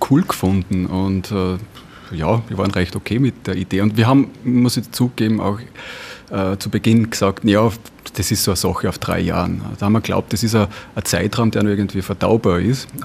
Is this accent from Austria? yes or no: yes; Kalham, Upper Austria, Austria; äh, auch Oberösterreicher und ja, Segler, Langzeitsegler, äh, Aussteiger und alles Reparierer.